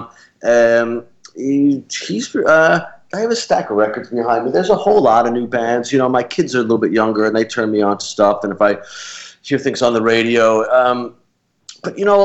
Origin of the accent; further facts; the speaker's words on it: Massapequa, New York, United States; also born or lived in Flatbush, Brooklyn; I grew up mainly on Long Island